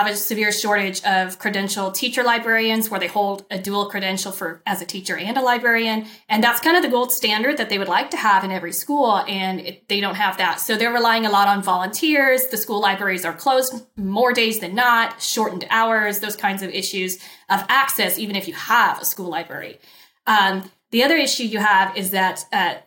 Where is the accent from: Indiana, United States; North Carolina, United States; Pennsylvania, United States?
Indiana, United States; moved away as an adult; now in Orange County, California, United States; I'm originally from the Midwest, Indiana